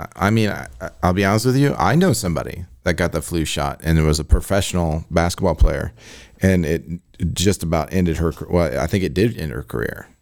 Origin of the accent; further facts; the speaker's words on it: Illinois, United States; I'm a nineties kid from Illinois